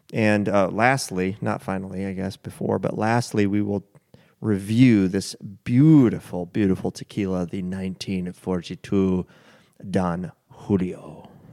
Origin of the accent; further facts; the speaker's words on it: United States; being an American